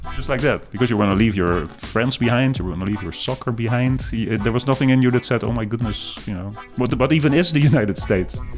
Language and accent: English; Netherlands; accent: Dutch; now in Berkshires, United States; my accent is Dutch